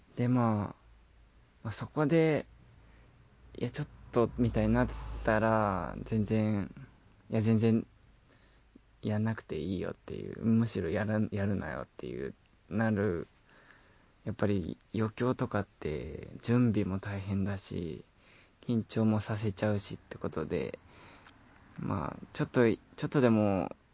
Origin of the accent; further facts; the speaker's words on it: Shizuoka, Japan; moved away; 静岡、地元に帰ろう